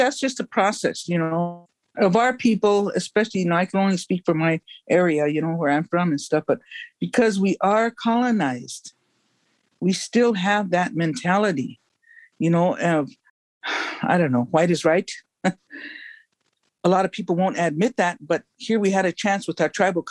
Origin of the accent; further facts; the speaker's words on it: Cheyenne River Sioux Tribe, South Dakota, United States; I'm an elder from the Cheyenne River Sioux Tribe. It's off Dakota, north central area of the state. And this is my home.